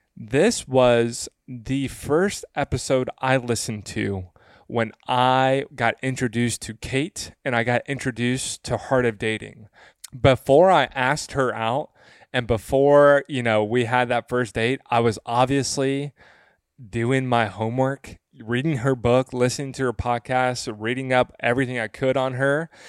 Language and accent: English; West Tennessee, United States; I'm from the South. I'm from West Tennessee. Uh, that's where I grew up.